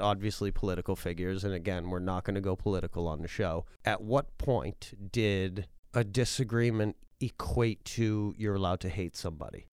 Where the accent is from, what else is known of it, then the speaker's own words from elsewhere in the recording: Massachusetts, United States; moved away; also born or lived in New Hampshire; where I grew up in Massachusetts